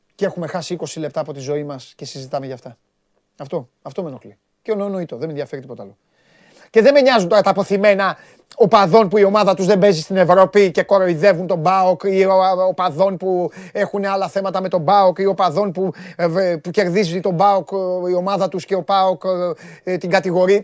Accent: Greece; ως Έλληνας

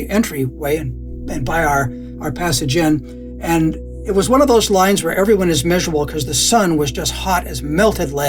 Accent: Scotland, United Kingdom; moved away; as a Scot

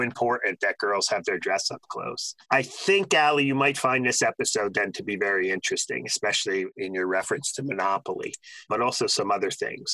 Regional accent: New Jersey, United States; I grew up in New Jersey.

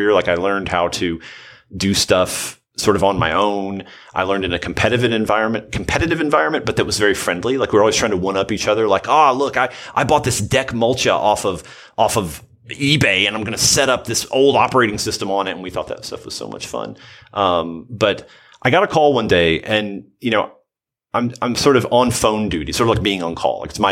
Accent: Southern Middle Tennessee, United States; I'm from the Southern Middle Tennessee area

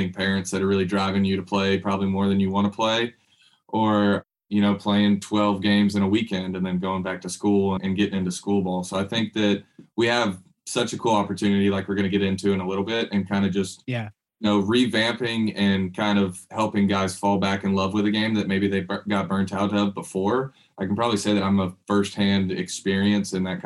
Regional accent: Richmond Hill, Georgia, United States; And I grew up in Richmond Hill, which is about 30 minutes south of Savannah, a little kind of smaller suburb town.

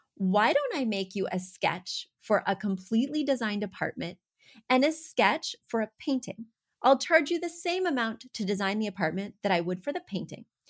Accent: Missouri, United States; I'm from Missouri

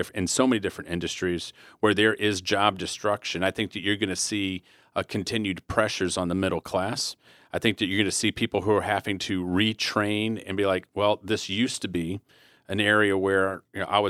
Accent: Flint, Michigan, United States; me growing up in Flint, Michigan

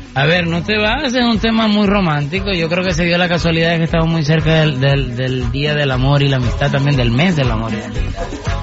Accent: Venezuela; moved away; nací en Venezuela, adoro mi tierra

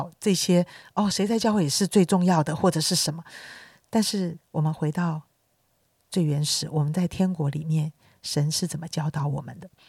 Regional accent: China; 其实呢，我们中国人，我觉得性性情上面就是比较内向的

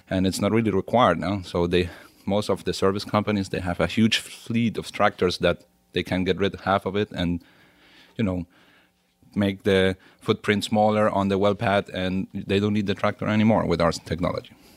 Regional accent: Venezuela; moved away as an adult; also born or lived in Germany; now in Stuttgart, Germany; I grew up in Venezuela, and been in Germany my last fifteen years

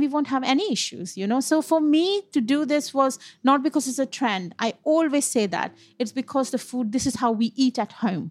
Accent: West Bengal, India; moved away as an adult; also born or lived in Punjab; now in United Kingdom; I'm born and brought up in Bengal as you know India is a is a huge country mm-hmm. um, um but my parents are from North India which is Punjab

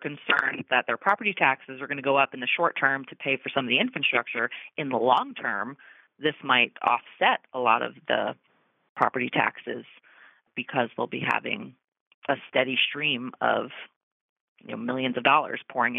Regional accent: New Jersey, United States; You know, I'm from New Jersey. I'm from a city where you can't spread your arms out between the houses.

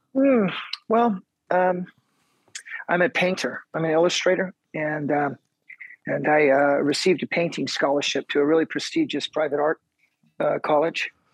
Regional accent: on the Mexican border, South Texas, United States; moved away; also born or lived in Kansas City, Missouri / Midwest; I was born in Kansas City, but I grew up in the beginning of my life on the border of, of Texas and Mexico, down south

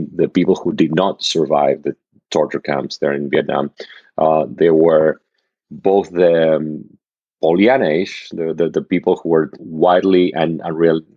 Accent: Argentina; moved away; I grew up in Argentina

